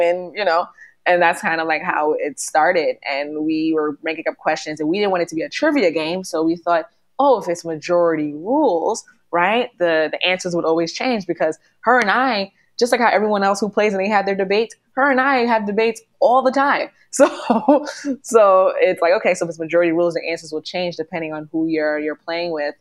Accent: New York, United States; because we're Northeasterners and I'm a New Yorker

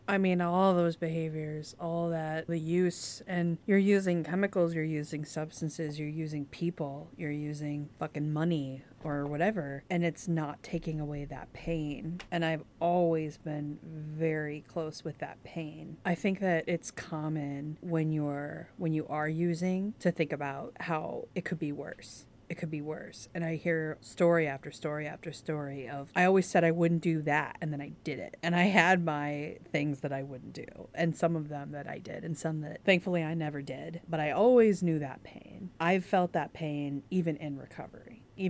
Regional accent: England, United Kingdom; Okay, I'm an English person.

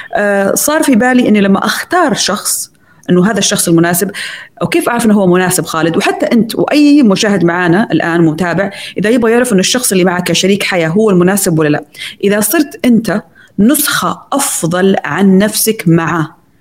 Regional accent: Saudi Arabia

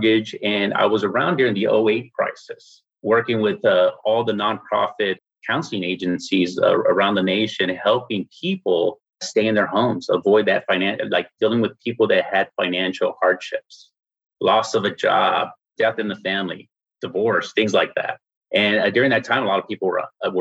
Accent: San Antonio, Texas, United States; I'm from San Antonio, Texas

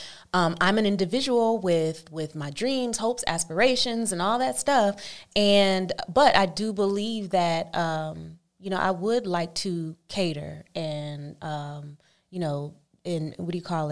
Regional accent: Oakland, California, United States; Oakland, California.

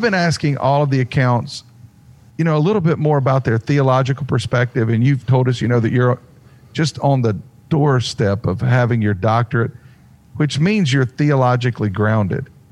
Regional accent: Mount Airy, North Carolina, United States; I'm from Mount Airy, North Carolina, which is the original Mayberry

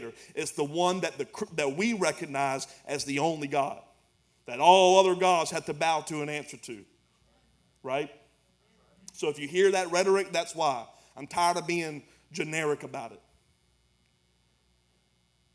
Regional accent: United States; This is how I grew up in America

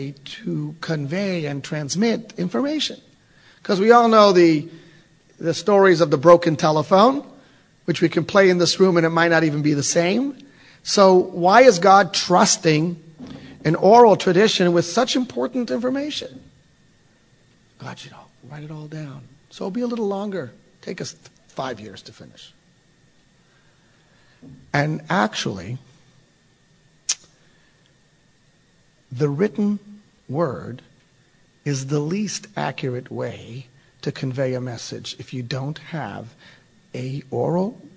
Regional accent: Texas, United States; I'm from Texas

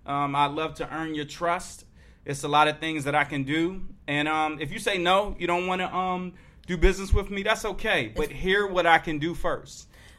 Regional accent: Maryland, United States; moved away; I'm from Maryland. Came down here.

